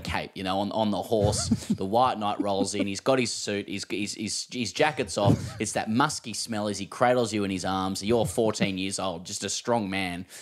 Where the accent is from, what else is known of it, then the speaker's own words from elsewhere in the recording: Australia; as an Australian